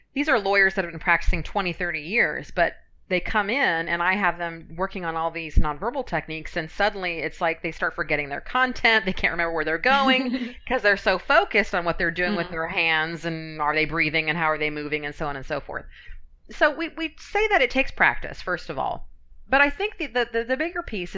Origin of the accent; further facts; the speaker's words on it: Finland; moved away; I'm from Finland originally, and Finns tend to be cold and, you know, brutal, and our voice pattern always curls down.